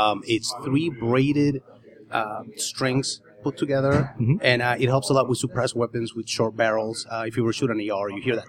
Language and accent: English; Argentina; now in United States; Originally, I'm from Argentina.